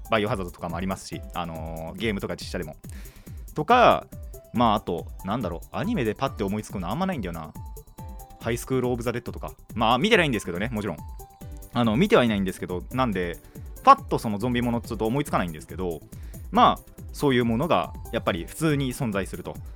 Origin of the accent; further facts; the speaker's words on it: Kanagawa, Japan; 僕は神奈川の人間です